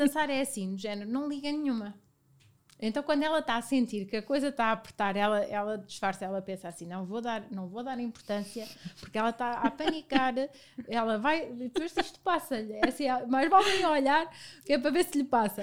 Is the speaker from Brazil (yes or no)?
no; Viseu, Centro, Portugal; now in Lisbon, Portugal; venho de Viseu, uma cidade muito pequena, eh, e na altura Viseu ainda era mais pequeno do que é hoje